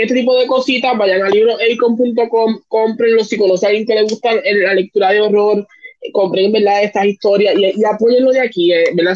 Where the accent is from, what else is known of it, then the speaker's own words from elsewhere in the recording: Peñuelas, Puerto Rico; also born or lived in Yauco; yo soy de Peñuela, yo me crié en Peñuela